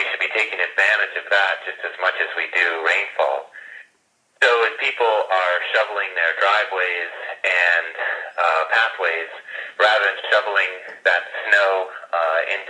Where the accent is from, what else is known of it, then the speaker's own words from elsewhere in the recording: Tucson, Arizona, United States; I grew up in Tucson, Arizona